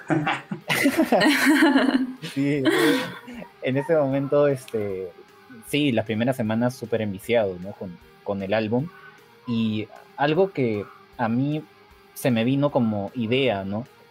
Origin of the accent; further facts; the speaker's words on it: Peru; yo soy de Perú